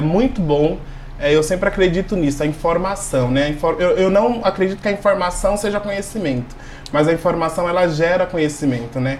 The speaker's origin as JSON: {"language": "Portuguese", "region": "interior of Sergipe", "country": "Brazil", "tie": "born or raised there", "moved": "yes", "lives_now": "Jundiaí, Brazil", "said": "eu sou nordestino, nasci no interior de Sergipe"}